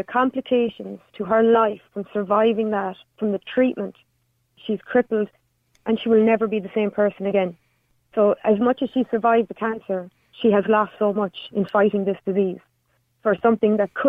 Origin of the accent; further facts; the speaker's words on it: County Clare, Munster, Ireland; I'm from Clare.